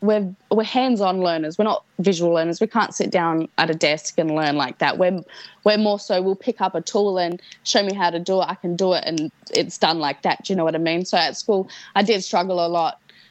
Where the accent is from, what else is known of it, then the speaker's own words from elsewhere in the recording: Esperance, Western Australia, Australia; moved away; my hometown in Esperance.